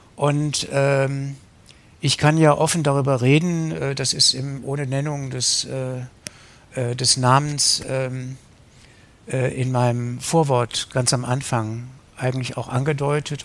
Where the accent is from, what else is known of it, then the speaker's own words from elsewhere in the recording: Wuppertal, North Rhine-Westphalia, Germany; moved away as an adult; also born or lived in West Berlin / Kettwig, Essen; now in Essen, Germany; in meiner Heimatstadt Wuppertal